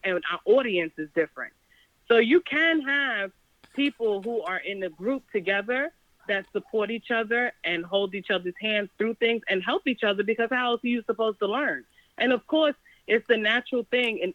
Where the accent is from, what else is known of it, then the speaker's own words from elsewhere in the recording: New York City, New York, United States; I'm from Brooklyn. I'm from Brooklyn.